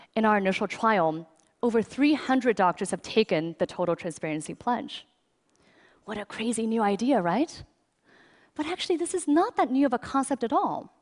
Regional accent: China; now in United States; I grew up in China

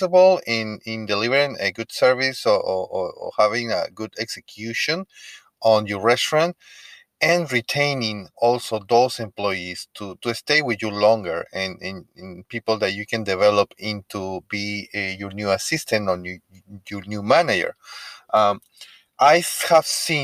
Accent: Peru; first language Spanish; English is a second language; moved away; I'm from Peru. I speak Spanish and I have a really thick accent

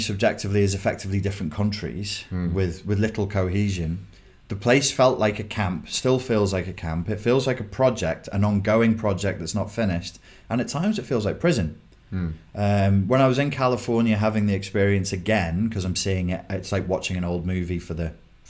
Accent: England, United Kingdom; accent: English; English guy with my accent

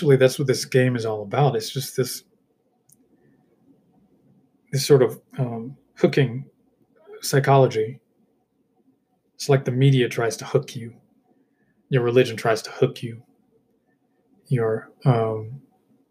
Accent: United States; I'm an American

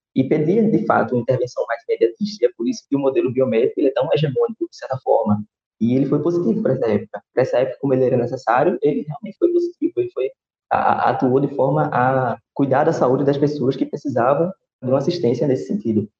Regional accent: Recife, Pernambuco, Brazil; sou de Recife

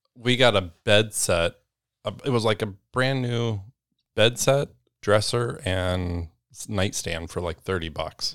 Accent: Northern Illinois, United States; moved away; I grew up in Northern Illinois

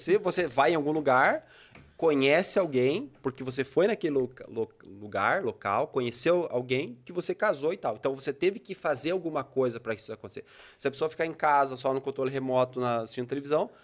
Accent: Brazil; also born or lived in Bituruna; como a minha cidade natal é aqui

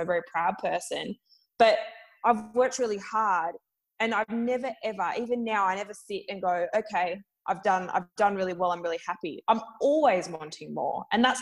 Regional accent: Perth, Western Australia, Australia; moved away as an adult; now in Melbourne, Australia; I'm currently in the process of moving back to Perth for family reasons, back to my home state after 6 years in Melbourne

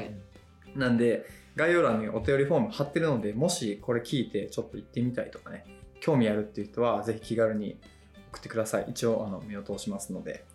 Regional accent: Shikoku, Kochi, Japan; moved away; 僕は、あの、四国の高知県出身で、うん、めっちゃ田舎なんですよ

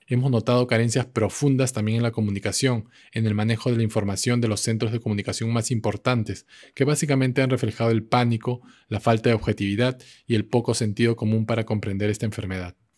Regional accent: Peru; also born or lived in Lima, Peru / New York, United States / Vermont, United States; Aún nos falta mucho en el Perú

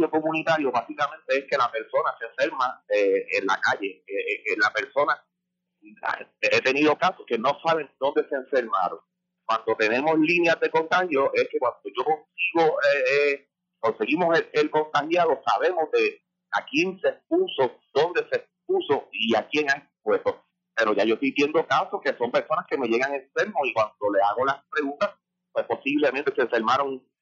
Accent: Yauco, Puerto Rico; Yo soy residente de Yauco

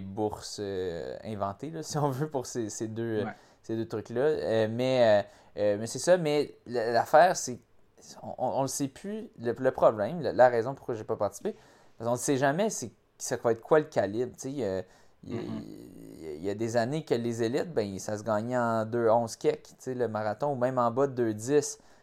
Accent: Montreal, Quebec, Canada; ma ville, où est-ce que j'ai grandi, j'ai passé 29 ans de ma vie

